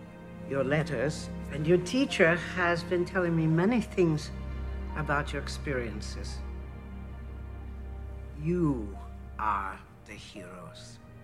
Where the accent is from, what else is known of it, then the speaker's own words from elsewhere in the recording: Austria; So another soldier recognized my accent. He was Austrian, and so was I. But I had been adopted by a Dutch family.